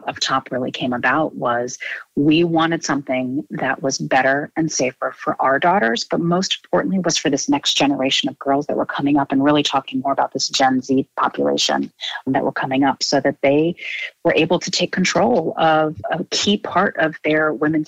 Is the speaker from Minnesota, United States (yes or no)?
no; Rhode Island, United States; I grew up in Rhode Island.